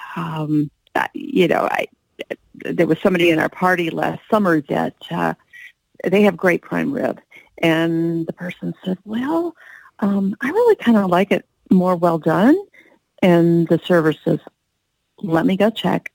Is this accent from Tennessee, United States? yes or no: yes; Tennessee, United States; moved away; my home state of Tennessee